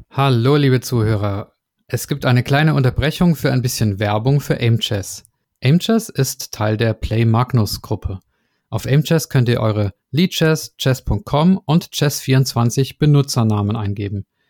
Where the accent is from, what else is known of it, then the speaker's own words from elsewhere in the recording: Swabia, Baden-Württemberg, Germany; moved away; ins Schwabenland, meine alte Heimat